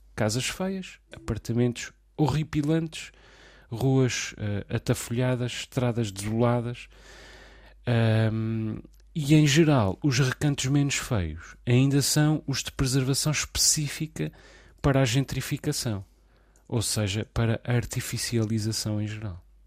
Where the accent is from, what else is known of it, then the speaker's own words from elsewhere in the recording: Portugal; also born or lived in the Portuguese islands (residence); eu não sou português por acaso só. Não só por ter nascido em território português